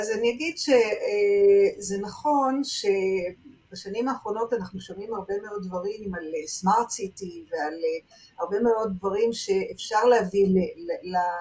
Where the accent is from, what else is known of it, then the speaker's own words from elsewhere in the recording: Jerusalem, Jerusalem District, Israel; אני גדלתי בבית שהאבא הוא נגר, והאימא תופרת, אני ירושלמית